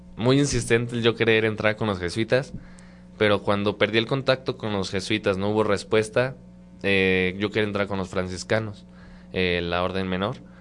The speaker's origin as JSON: {"language": "Spanish", "region": "San Luis Potosí", "country": "Mexico", "tie": "born or raised there", "moved": "as an adult", "said": "soy de San Luis Potosí, tengo 20 años, cumplidos apenas en febrero. Eh, de San Luis Potosí, exactamente de la capital, de ahí mero somos."}